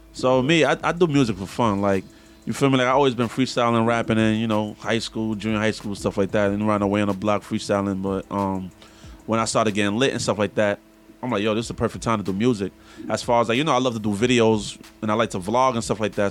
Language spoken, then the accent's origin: English; New York City, New York, United States; I'm from Brooklyn, Brownsville